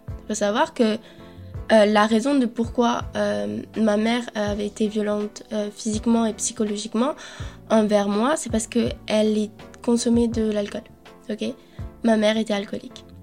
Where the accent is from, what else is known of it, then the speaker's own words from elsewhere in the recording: Colombia; je suis née en Colombie